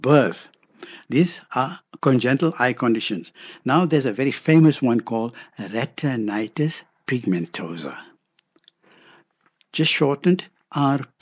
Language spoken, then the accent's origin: English; Johannesburg, Gauteng, South Africa; We grew up in Denver, Vitas